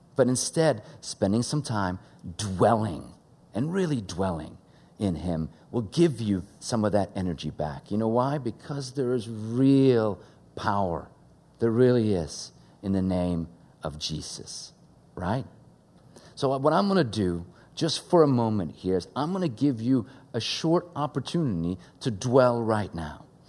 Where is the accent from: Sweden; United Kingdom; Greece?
Sweden; English is a second language; now in United States; Growing up in Sweden, English is my second language